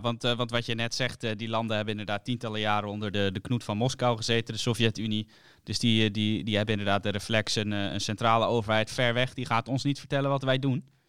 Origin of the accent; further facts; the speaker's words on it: Netherlands; wij als Nederlanders